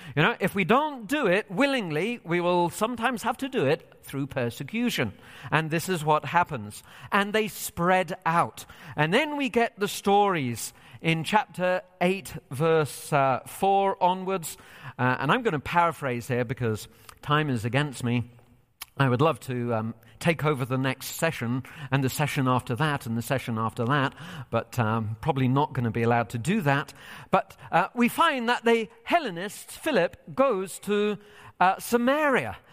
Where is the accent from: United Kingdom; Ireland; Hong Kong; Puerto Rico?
United Kingdom; England; moved away as an adult; now in United States; So I am originally from Britain. I've lived here in the U S for five years, and still part of me yearns for England